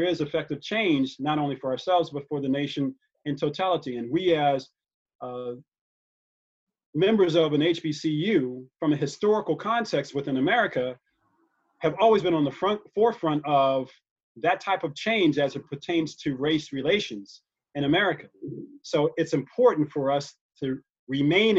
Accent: United States; I happen to be an American. I'm an American

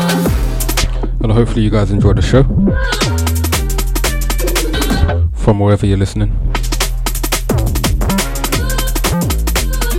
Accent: London, United Kingdom; I'm from Walthamstow

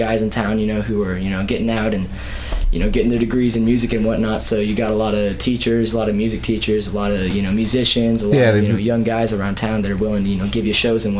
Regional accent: Columbia, Missouri, United States; Yeah, I was born in Columbia. I've moved around, but, you know, stayed in town for the most part.

